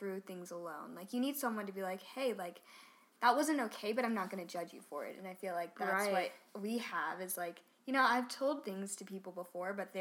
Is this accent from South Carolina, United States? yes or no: yes; Charleston, South Carolina, United States; I'm from Charleston, South Carolina